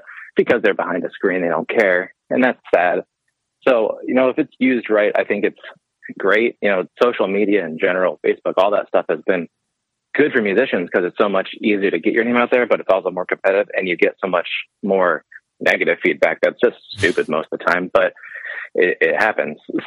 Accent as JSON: {"language": "English", "town": "Pittsburgh", "region": "Pennsylvania", "country": "United States", "tie": "born or raised there", "also_born_or_lived": "upstate New York", "moved": "yes", "said": "I grew up in Pittsburgh. So, you know, Pennsylvania there."}